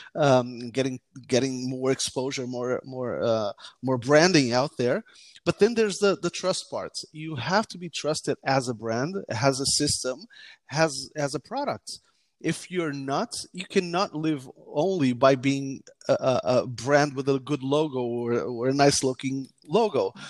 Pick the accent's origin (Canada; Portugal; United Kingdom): Portugal; also born or lived in United States; I mainly grew up in Portugal